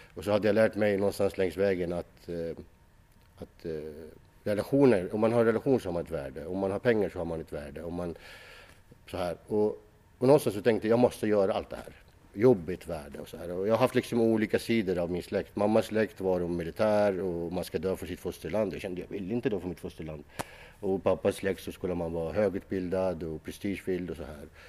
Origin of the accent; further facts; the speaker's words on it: Iraq; now in Sweden; Jag växte upp i, i, i, Irak